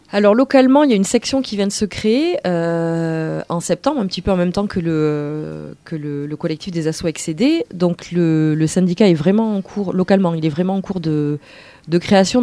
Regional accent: Bordeaux, Nouvelle-Aquitaine, France; moi je suis de Bordeaux

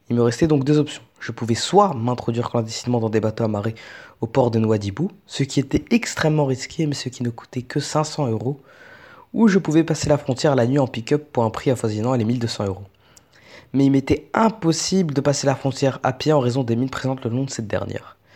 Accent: Fouta Djallon, Guinea; now in Morocco; j'ai 21 ans et je suis un migrant guinéen résident au Maroc. Je suis originaire de la région du Fouta Djallon au nord de la Guinée et suis donc un Peul.

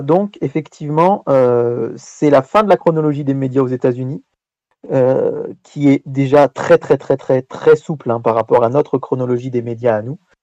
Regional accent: France; chez nous en France

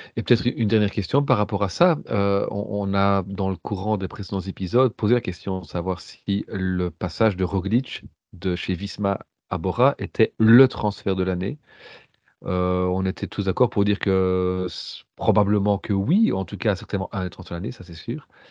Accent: Belgium; en tant que Belge

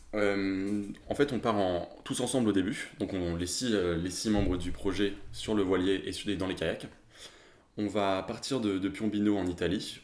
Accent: Bordeaux, Nouvelle-Aquitaine, France; moved away as an adult; now in Aix-en-Provence, France; je viens de Bordeaux, mais je fais mes études d'Aix depuis maintenant cinq ans

